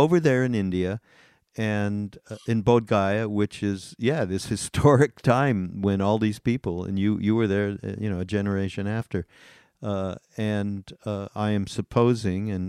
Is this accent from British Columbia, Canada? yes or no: no; Montreal, Quebec, Canada; I grew up in Montreal